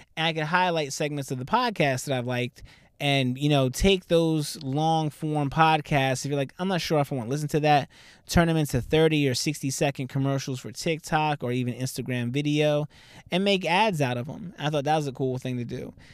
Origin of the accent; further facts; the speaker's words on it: Southern New Jersey, United States; also born or lived in Philadelphia; I'm from Southern Jersey